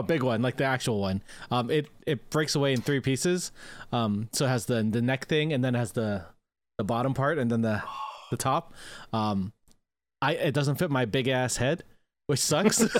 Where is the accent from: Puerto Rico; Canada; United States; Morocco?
Canada; we are Canadian